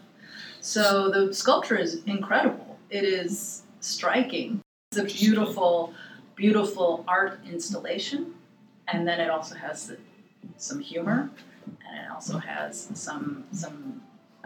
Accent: Los Angeles, California, United States; I grew up

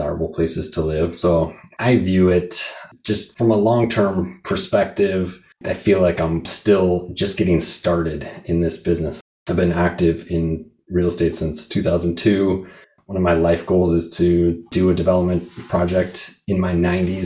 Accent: Seattle, Washington, United States; I grew up in Seattle

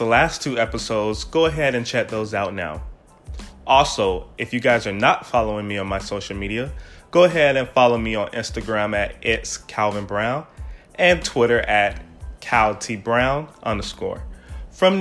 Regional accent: Miami, Florida, United States; I am from Miami, Florida, and there we are just the rudest people alive

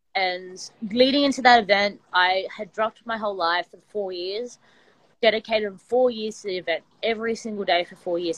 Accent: Sydney, New South Wales, Australia; I'm from Sydney, Australia, and I my background is wrestling

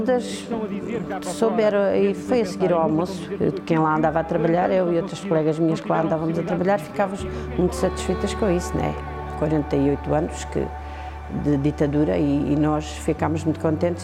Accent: Aldeia Nova de São Bento, Alentejo, Portugal; now in Vale de Vargo, Portugal; sou natural de Aldeia Nova de São Bento e neste momento vivo em Valdevargo.

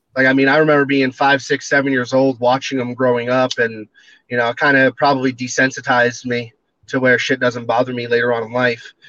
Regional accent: Standish, Maine, United States; now in Montana, United States; It's in Standish, Maine. That's my that's my family's apple orchard.

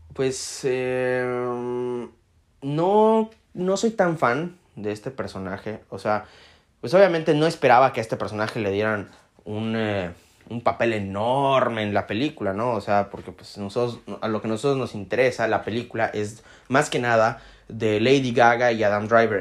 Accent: Mexico; yo soy mexicano

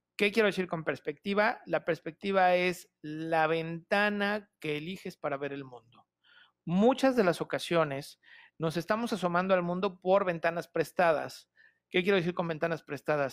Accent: Toluca, State of Mexico, Mexico; soy originario de Toluca

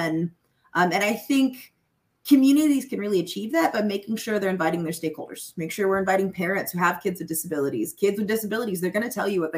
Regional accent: Charlotte, North Carolina, United States; I'm from Charlotte, North Carolina originally

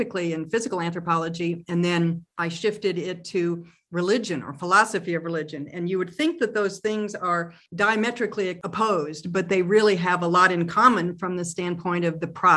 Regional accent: Tulsa, Oklahoma, United States; moved away as an adult; also born or lived in Massachusetts; I was born and raised in Tulsa

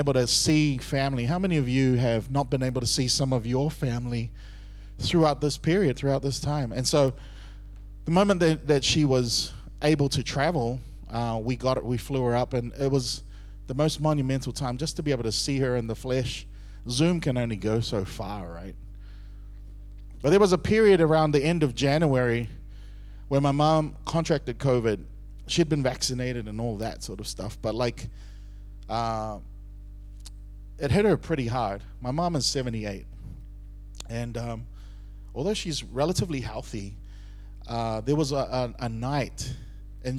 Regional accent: Auckland, New Zealand; moved away as an adult; also born or lived in Singapore; I was born and raised in Auckland, New Zealand

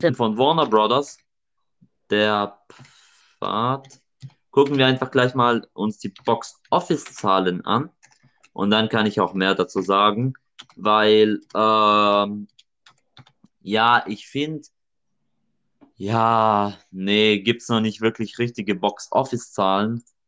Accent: Germany; bei uns in Deutschland

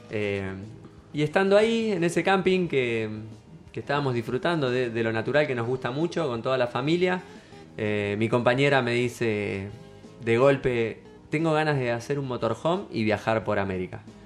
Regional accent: Mar del Plata, Buenos Aires Province, Argentina; soy de Mar del Plata, nací acá

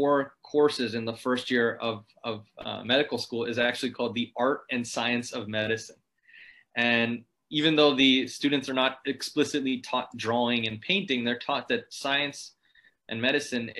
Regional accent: Ohio, United States; I grew up in Ohio, which is, if you're familiar with the United States, kind of in the center of it

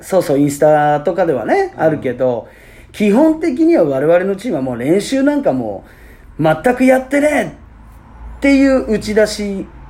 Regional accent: Fukuoka, Japan; 僕らね福岡県出身と、はい、なう福岡ステイ、うん、ね、在住なんですけれども

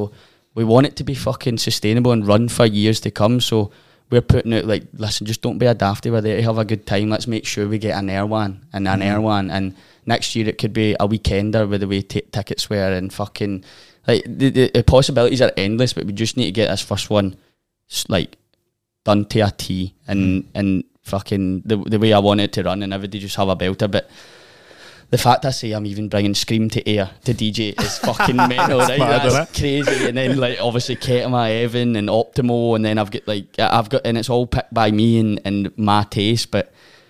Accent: hometown near Craig Tara, Scotland, United Kingdom; born or raised there

